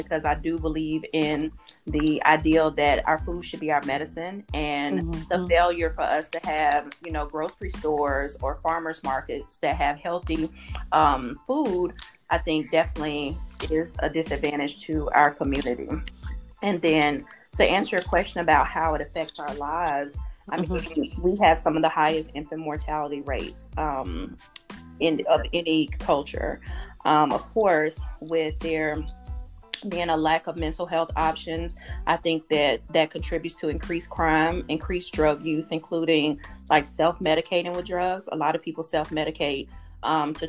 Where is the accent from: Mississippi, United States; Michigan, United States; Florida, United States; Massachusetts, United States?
Mississippi, United States; Kosciusko; moved away as an adult; now in Atlanta, United States; I'm originally from Mississippi, Kosciuszko, Mississippi